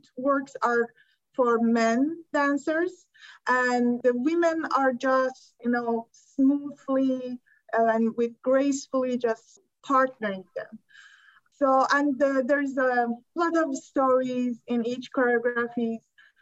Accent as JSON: {"language": "English", "country": "Iran", "tie": "born or raised there", "also_born_or_lived": "Turkey", "moved": "as an adult", "lives_now": "United States", "said": "I was born and grew up in Iran"}